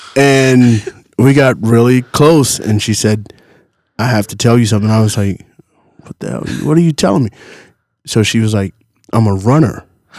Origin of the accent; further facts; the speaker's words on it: Southeast, United States; now in Denver, United States; I'm from the Southeast.